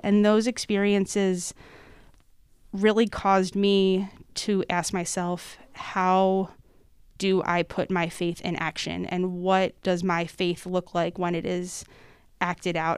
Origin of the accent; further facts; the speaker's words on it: North Wales, Pennsylvania, United States; I am originally from, uh, the Montgomery County area, growing up in North Wales in, uh, Mary Mother the Redeemer Parish